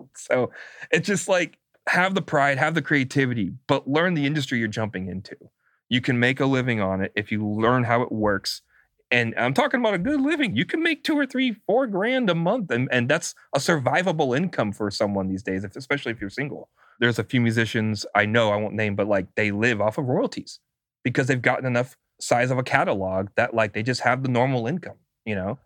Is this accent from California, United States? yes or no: yes; California, United States; I'm a Californian